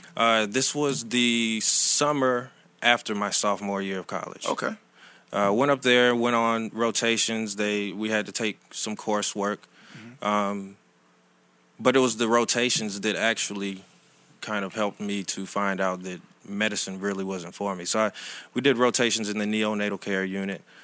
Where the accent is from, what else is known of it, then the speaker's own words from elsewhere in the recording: Riverdale, Georgia, United States; moved away as an adult; also born or lived in New York; now in Atlanta, United States; I'm actually from Riverdale, Georgia, which is south of Atlanta.